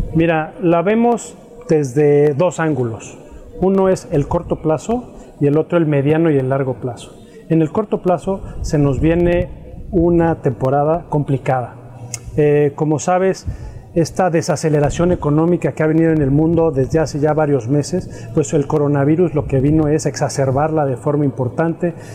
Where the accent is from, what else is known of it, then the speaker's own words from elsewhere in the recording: Mexico; como mexicanos